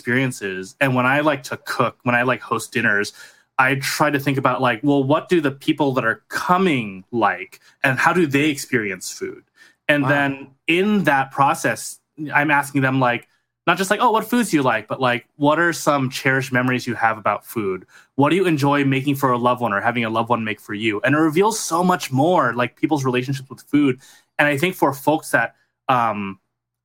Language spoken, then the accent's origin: English; Southern California, United States; I grew up in Southern California suburbs